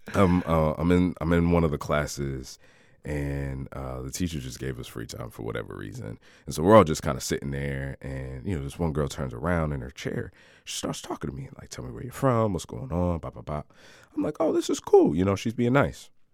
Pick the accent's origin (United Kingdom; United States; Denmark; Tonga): United States; Cranston, Rhode Island; I'm born and raised in Rhode Island. Um, grew up in a in a suburb